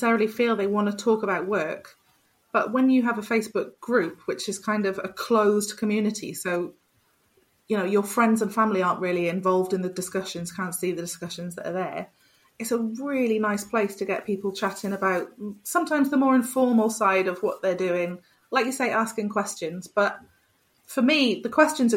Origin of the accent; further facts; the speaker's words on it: Wales, United Kingdom; I'm from Wales